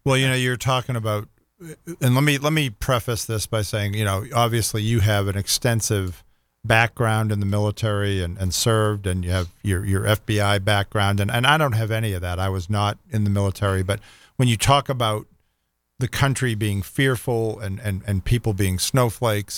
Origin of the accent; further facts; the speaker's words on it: Boston, Massachusetts, United States; moved away as an adult; now in Jacksonville, United States; growing up in the Northeast